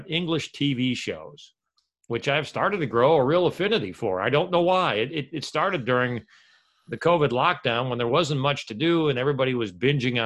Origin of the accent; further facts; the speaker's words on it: United States; I'll never knock my home country